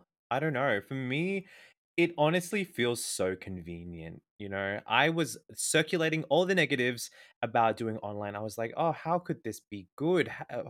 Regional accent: Australia; I'm 28 years old. I am from Australia and I am a communication arts student.

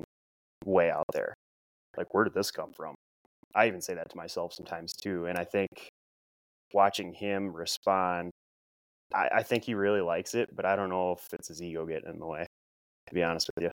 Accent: Midwest, United States; also born or lived in Sioux Falls, South Dakota; I'm from the Midwest. You know, I got a Midwest work ethic.

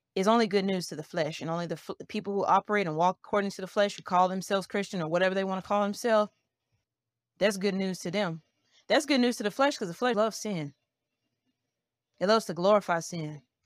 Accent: Montgomery, Alabama, United States; I'm from Montgomery, Alabama

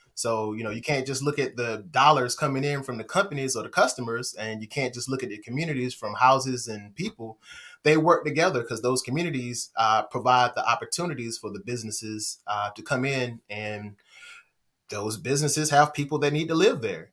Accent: Henderson, North Carolina, United States; I'm from Henderson. I'm from Vance County

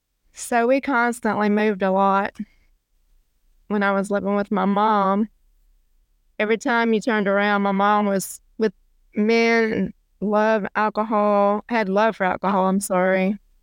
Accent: Natchitoches, Louisiana, United States; I was born in Shreveport, and I was raised in Natchitoches.

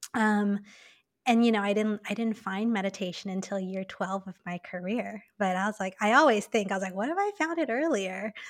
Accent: Taipei, Taiwan; moved away as an adult; also born or lived in New York / Hong Kong; I was born and raised in Taipei

